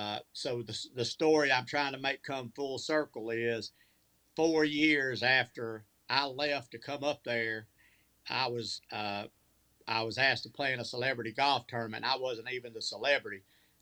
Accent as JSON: {"language": "English", "region": "Georgia", "country": "United States", "tie": "born or raised there", "said": "I grew up in Georgia."}